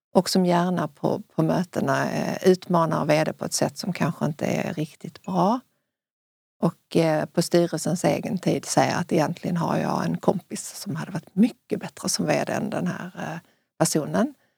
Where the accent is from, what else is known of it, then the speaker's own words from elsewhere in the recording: Sweden; i Sverige